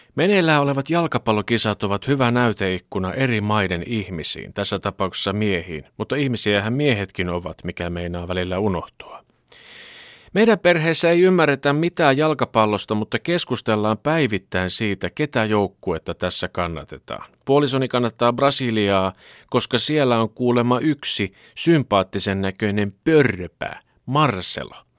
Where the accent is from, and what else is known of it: Finland